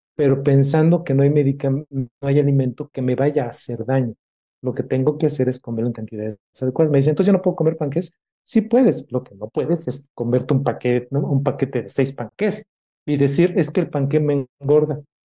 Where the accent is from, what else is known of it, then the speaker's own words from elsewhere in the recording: Mexico; tenemos como mexicanos y sobre todo como médicos